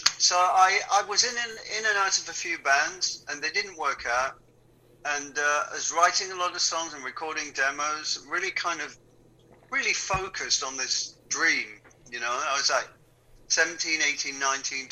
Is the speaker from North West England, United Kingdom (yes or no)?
yes; Wigan, North West England, United Kingdom; moved away; also born or lived in London; Growing up in Wigan, we never went to the theatre